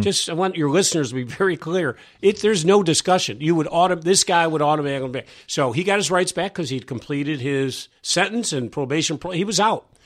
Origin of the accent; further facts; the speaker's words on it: New York, United States; moved away as an adult; also born or lived in Syracuse; now in Virginia, United States; I was from New York.